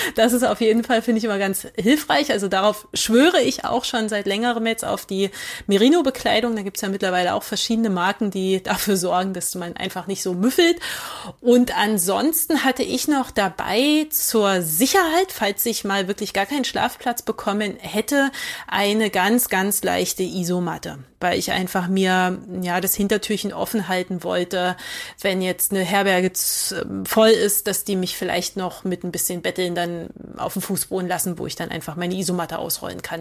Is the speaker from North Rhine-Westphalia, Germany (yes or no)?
no; Magdeburg, Saxony-Anhalt, Germany; ich bin ähm, 85 in Magdeburg geboren